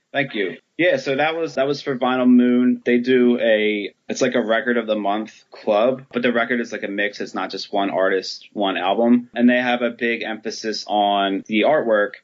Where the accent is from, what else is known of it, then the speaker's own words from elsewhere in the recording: Philadelphia, Pennsylvania, United States; moved away as an adult; also born or lived in Baltimore; I grew up in Philly.